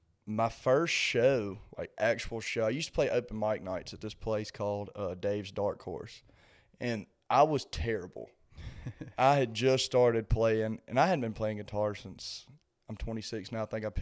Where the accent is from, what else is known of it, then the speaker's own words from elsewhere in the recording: central Mississippi, United States; moved away as an adult; now in Nashville, United States; I grew up in, you know, central Mississippi. Actually grew up in a town called Phoebe, Mississippi, which is really close to Starkville, Mississippi, where Mississippi State is.